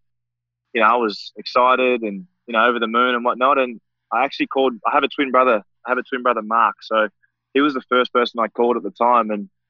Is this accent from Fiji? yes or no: yes; Fiji; now in Australia